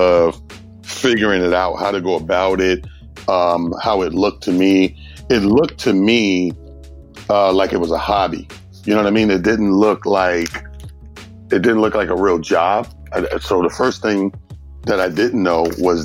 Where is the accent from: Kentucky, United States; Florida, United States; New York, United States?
New York, United States; Mount Vernon; also born or lived in Atlanta, Georgia; I'm born and raised in a small town called Mount Vernon, New York